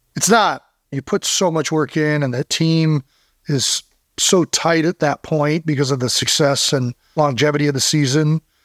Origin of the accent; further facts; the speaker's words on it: Cleveland Heights, Ohio, United States; we're from Cleveland Heights